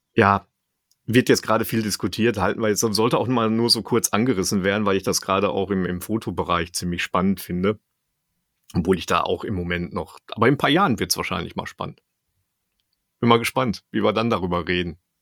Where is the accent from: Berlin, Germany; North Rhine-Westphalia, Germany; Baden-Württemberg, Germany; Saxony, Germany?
North Rhine-Westphalia, Germany; Dortmund; ich komme ja selber aus Dortmund